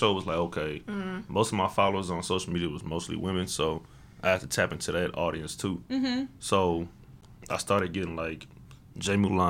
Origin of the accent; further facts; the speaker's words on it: Houston, Texas, United States; I'm from Houston.